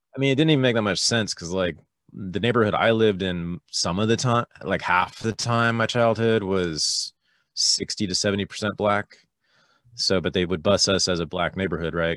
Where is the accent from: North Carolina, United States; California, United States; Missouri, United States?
California, United States; Berkeley; I was born in Berkeley, California, in the San Francisco Bay Area in nineteen sixty-five